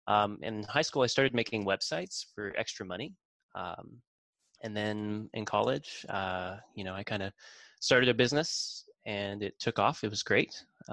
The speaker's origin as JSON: {"language": "English", "town": "Chillicothe", "region": "Ohio", "country": "United States", "said": "I'm from Chillicothe, Ohio, small town, middle of nowhere. We didn't have any technology schools"}